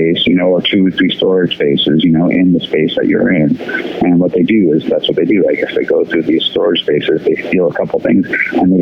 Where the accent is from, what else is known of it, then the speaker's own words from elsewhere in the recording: New York, United States; moved away; Growing up in New York, actually, my parents used to take me to a lot of like Broadway and off-Broadway plays